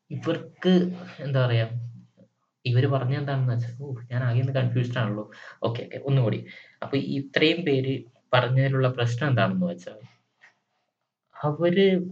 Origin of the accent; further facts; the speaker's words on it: Malayali, Kerala, India; നമ്മൾ മലയാളികൾക്ക് അല്ലെങ്കിൽ ഇന്ത്യക്കാർക്ക്